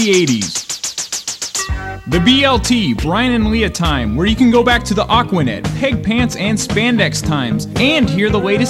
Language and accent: English; San Francisco Bay Area, California, United States; being born and bred in the San Francisco Bay Area